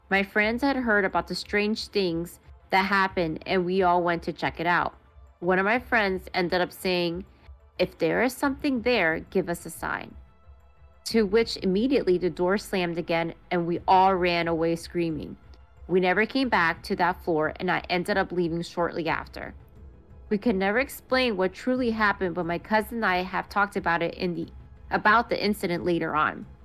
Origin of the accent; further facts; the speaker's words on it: Maryland, United States; I was born and raised in Montgomery County, Maryland. Woo! Shout out Moco.